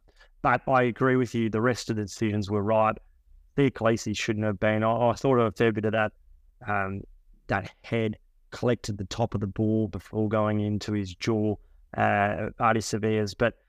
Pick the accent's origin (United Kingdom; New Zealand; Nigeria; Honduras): New Zealand; So even as a New Zealander